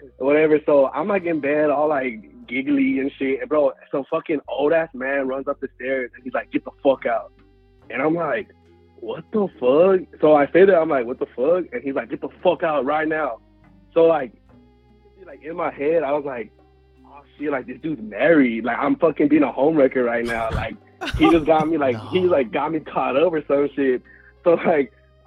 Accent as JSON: {"language": "English", "town": "Houston", "region": "Texas", "country": "United States", "said": "I'm from Houston"}